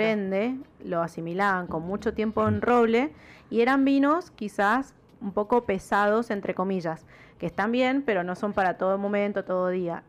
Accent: Mendoza, Argentina; accent: tonada mendocina; nuestra tonada mendocina

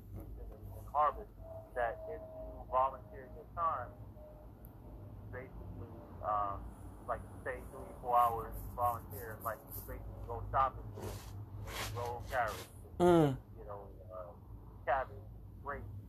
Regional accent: New York, United States; just being a New Yorker

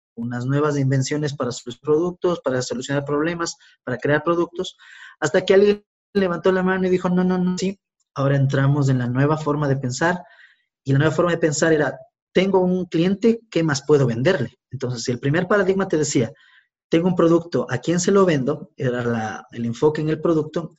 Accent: Quito, Pichincha, Ecuador; soy un ecuatoriano de 40 años, eh, quiteño

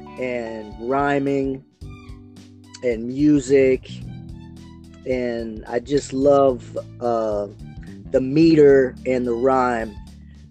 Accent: Baltimore, Maryland, United States; moved away as an adult; also born or lived in California; now in San Diego, United States; I grew up in Maryland, in Baltimore. In 1990, I came out to California

